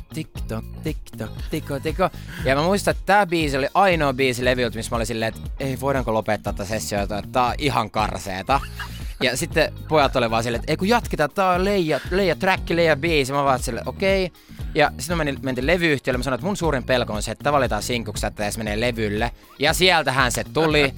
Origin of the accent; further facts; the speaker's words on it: Finland; Mä oon suomenruotsalainen